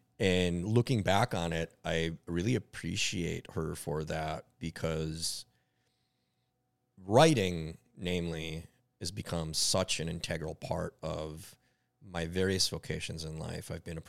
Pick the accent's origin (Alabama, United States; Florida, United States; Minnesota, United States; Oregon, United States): Minnesota, United States; Minneapolis; Yep. Yep. I was born and raised in Northeast Minneapolis. I've been in Northeast Minneapolis pretty much my entire life.